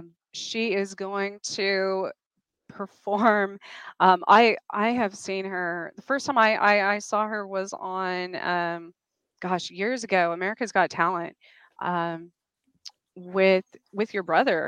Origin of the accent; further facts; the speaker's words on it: New Mexico, United States; My home state.